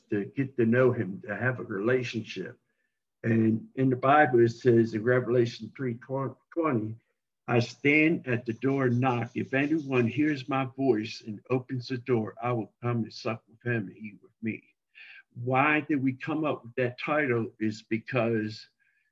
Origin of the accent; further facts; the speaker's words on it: Baltimore, Maryland, United States; now in Mansfield, Texas, United States; And I'm from Baltimore, Maryland, even though I haven't lived there since 1974, but that's where I'm from originally.